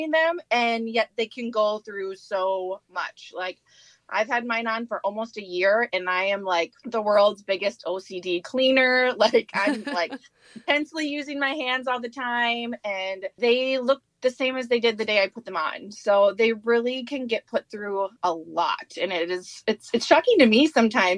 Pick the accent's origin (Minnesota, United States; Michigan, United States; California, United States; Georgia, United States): Minnesota, United States; St. Cloud; I grew up here in St. Cloud. I'd say we've been here since I was in about first grade, graduated from Tech High School, and have just been here ever since